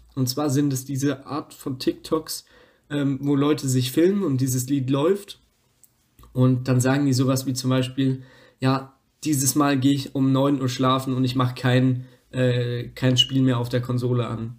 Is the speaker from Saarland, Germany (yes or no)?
no; Lower Franconia, Bavaria, Germany; aus Unterfranken, wo ich herkomme, aus dem nördlichsten Teil von Bayern